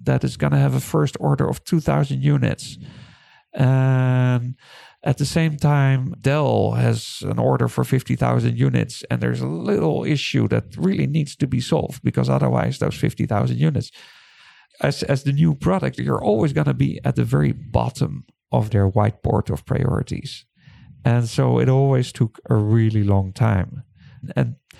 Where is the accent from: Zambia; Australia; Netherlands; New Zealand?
Netherlands; now in Taiwan; I'm from Holland